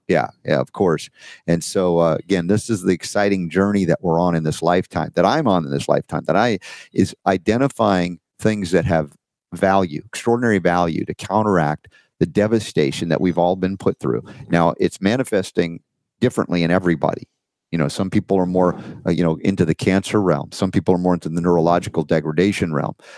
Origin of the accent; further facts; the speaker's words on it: Georgia, United States; accent: Georgia; my Georgia accent